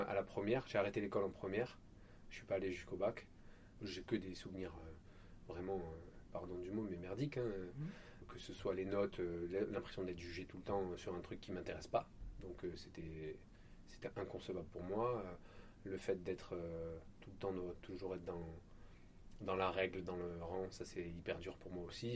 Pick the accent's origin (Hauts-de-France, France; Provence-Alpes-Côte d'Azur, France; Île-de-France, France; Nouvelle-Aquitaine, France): Provence-Alpes-Côte d'Azur, France; Marseille; also born or lived in Apt, Vaucluse; mon enfance sur laquelle j'ai des souvenirs, c'est plutôt à Marseille